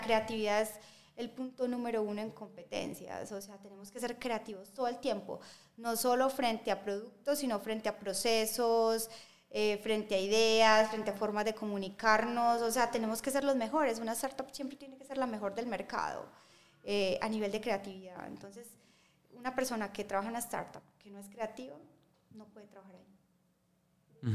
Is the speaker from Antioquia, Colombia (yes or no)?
yes; Medellín, Antioquia, Colombia; nosotros como, como colombianos y como paisas